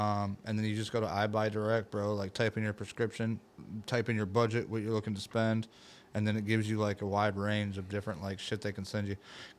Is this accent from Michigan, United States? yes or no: yes; Vandercook Lake, Michigan, United States; my house I grew up in Vandercook Lake, Michigan. And it's the smallest house on the block. It used to be a two-car garage that they converted into a house.